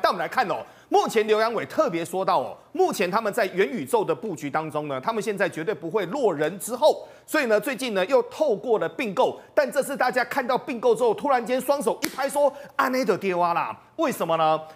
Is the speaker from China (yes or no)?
no; Taiwan; 我们台湾人就是这么的喜欢这种所谓的最新的一个产品